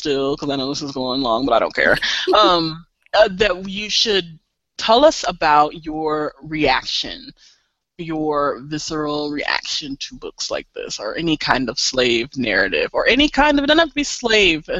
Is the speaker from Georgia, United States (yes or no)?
no; Missouri, United States; I'm from Missouri